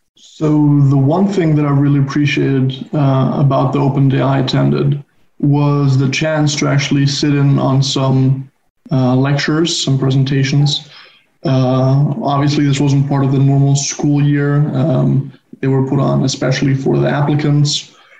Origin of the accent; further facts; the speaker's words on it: Barcelona, Catalonia, Spain; moved away; I'm originally from Barcelona.